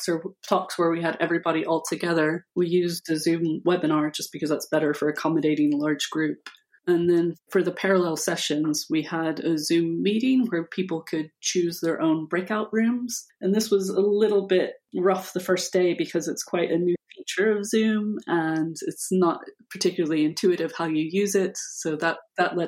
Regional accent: United States; moved away as an adult; now in United Kingdom; I moved to the UK in 2005. Although I'm American, I haven't lived in the US since

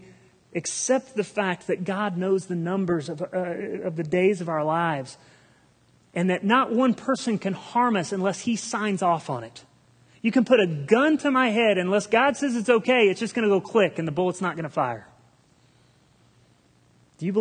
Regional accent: Republic, United States; I grew up here in Republic

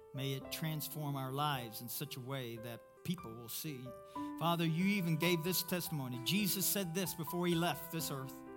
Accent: Kentucky, United States; I'm from Kentucky

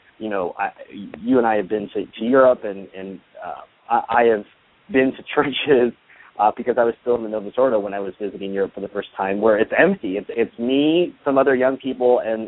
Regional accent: United States; I'm an American who loves my country

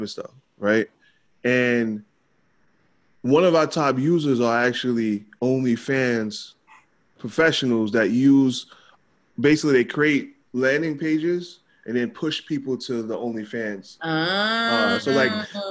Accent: New York City, New York, United States; I'm from Queens

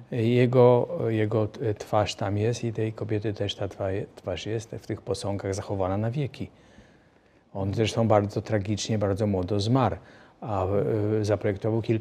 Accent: Greater Poland, Poland; jesteśmy z Wielkopolski, rodziny też są z Wielkopolski.

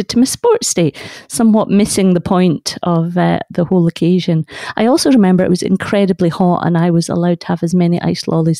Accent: Carnoustie, Scotland, United Kingdom; where I grew up in Carnoustie

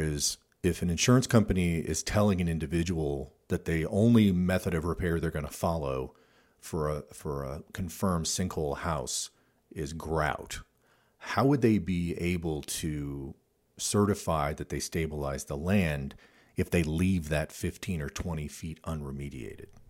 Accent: Midwest, United States; moved away; I grew up in the Midwest

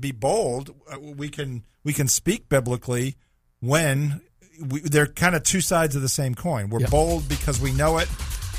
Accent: Boston, Massachusetts, United States; also born or lived in San Francisco / Los Angeles; I grew up in the Boston area. You know, Boston's a big Northeast city.

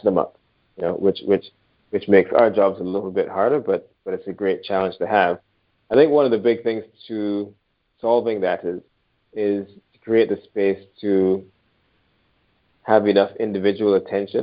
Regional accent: Barbados; moved away; I'm originally from Barbados. When I grew up in Barbados, we were streamed quite early on

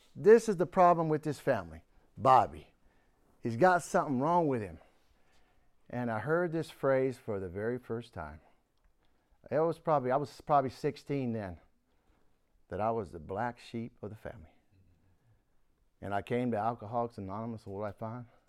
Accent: Houston, Texas, United States; also born or lived in Warren, Pennsylvania; I grew up in Houston

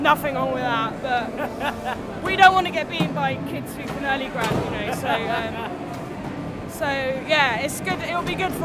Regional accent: London, United Kingdom; I'm from London.

